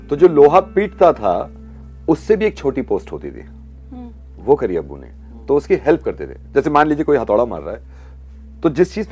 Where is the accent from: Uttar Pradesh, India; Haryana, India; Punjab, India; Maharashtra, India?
Haryana, India; Faridabad; born there; मेरी पैदाइश यहाँ फरीदाबाद हरियाणा में हुई थी